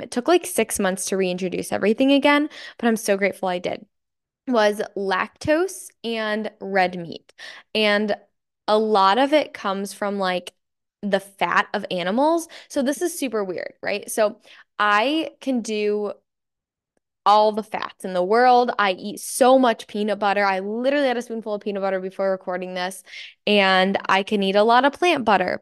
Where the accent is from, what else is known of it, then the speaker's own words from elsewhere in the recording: Michigan, United States; I'm from Michigan and it is very cloudy and dreary and dark